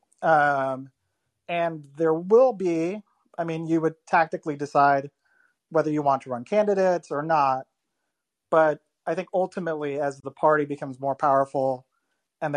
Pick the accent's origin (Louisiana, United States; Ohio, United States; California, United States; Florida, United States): Florida, United States; I grew up in Florida